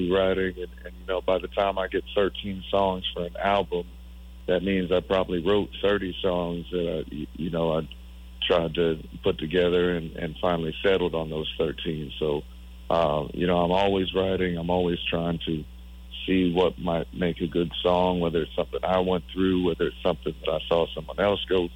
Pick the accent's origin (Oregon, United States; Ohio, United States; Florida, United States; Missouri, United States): Florida, United States; Tampa; Our first album release show in Tampa, Florida, over here in my hometown